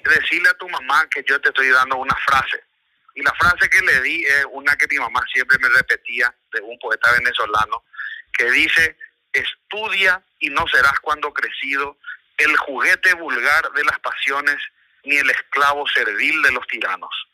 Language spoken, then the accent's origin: Spanish; Paraguay; primero no soy japonés, soy paraguayo, soy de origen japonés parte de padre